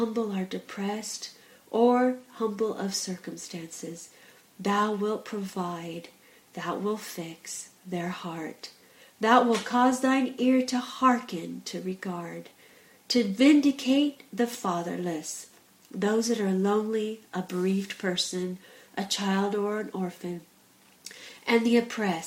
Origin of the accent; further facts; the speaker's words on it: United States; now in England, United Kingdom; I'm from America, and I live in England. And as soon as I speak, it is known by my accent that I'm not from England